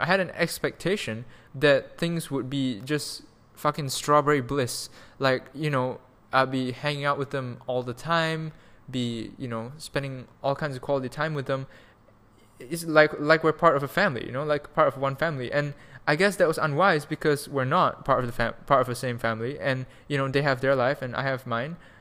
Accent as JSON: {"language": "English", "country": "Malaysia", "also_born_or_lived": "Canada / Germany", "moved": "yes", "said": "we're both Malaysian, we're all Malaysians here"}